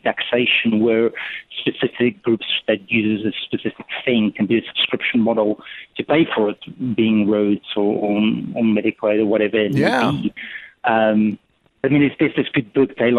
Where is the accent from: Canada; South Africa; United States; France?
South Africa; now in London, United Kingdom; I was born in South Africa, but I've got a, my dad's German, so he's originally from Berlin